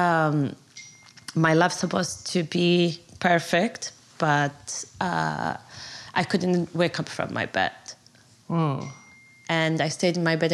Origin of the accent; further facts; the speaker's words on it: Kuwait; English is a second language; moved away as an adult; now in New York City, United States; I was born and raised in Kuwait